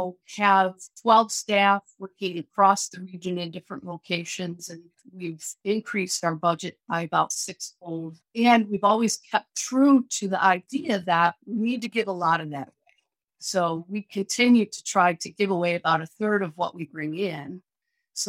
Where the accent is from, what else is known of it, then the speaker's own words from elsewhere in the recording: Western Michigan, United States; when I was a kid growing up in Western Michigan, I lived in the country